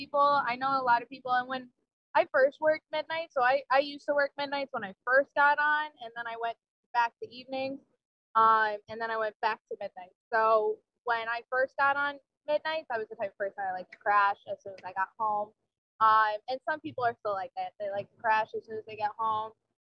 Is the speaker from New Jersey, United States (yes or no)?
yes; New Jersey, United States; moved away as an adult; So I grew up in New Jersey, came here for school, just never left, basically.